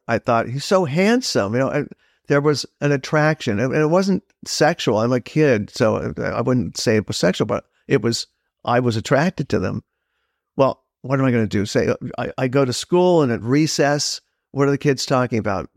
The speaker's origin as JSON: {"language": "English", "town": "Los Angeles", "region": "California", "country": "United States", "tie": "born or raised there", "moved": "yes", "said": "I grew up in Los Angeles"}